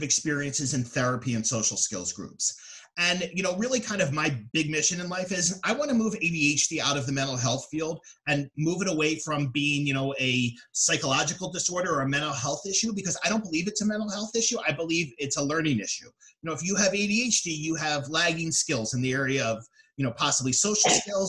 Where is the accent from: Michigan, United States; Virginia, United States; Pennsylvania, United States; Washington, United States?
Pennsylvania, United States; Philadelphia; now in Atlantic City, United States; I'm from the Philadelphia area originally, and I live in the Atlantic City, New Jersey area now.